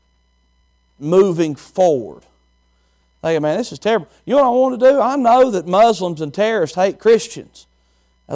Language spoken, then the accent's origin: English; Chilhowie, Virginia, United States; moved away; I'm from Chilhowee, Virginia. It's just a small town, country as they come